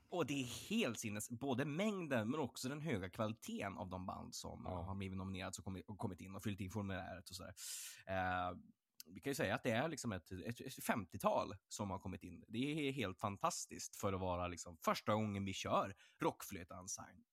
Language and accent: Swedish; Örnsköldsvik, Västernorrland County, Sweden; moved away; jag kommer ju från, från Örnsköldsvik, jag kommer från Norrland